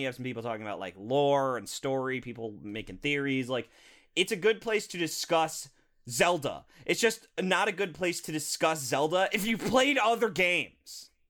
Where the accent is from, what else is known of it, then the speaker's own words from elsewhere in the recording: United States; we're American